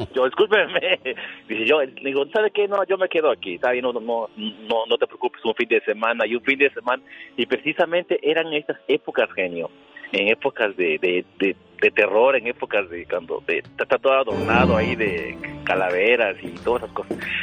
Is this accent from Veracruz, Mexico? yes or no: yes; Veracruz, Mexico; also born or lived in Mexico City; now in Indiana, United States; yo soy de Veracruz